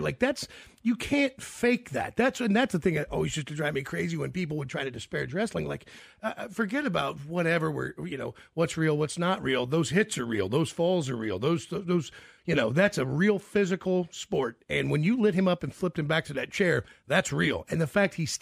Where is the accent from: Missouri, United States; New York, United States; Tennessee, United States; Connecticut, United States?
Tennessee, United States; Memphis; I was born in Memphis, Tennessee